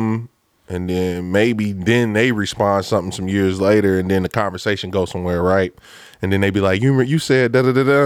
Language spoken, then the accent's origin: English; Lincoln Heights, Ohio, United States; I'm coming from Lincoln Heights